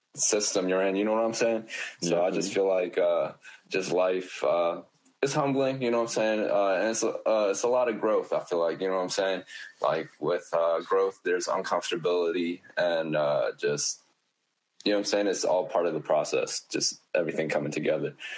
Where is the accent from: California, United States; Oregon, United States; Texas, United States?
California, United States; Oakland; I was born in Oakland